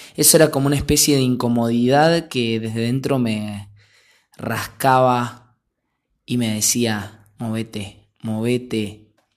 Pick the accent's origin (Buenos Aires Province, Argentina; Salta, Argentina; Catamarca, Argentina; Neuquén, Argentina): Buenos Aires Province, Argentina; Saavedra; en mi pueblo era raro porque 3.000 habitantes